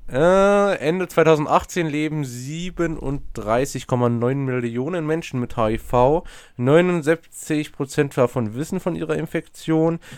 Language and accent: German; Thuringia, Germany; ganz unbekannt hier irgendwo in Thüringen, aber ich bin durch eine, eine ganz weit entfernte Stadt von meinem Heimatort gefahren, das heißt Sondershausen.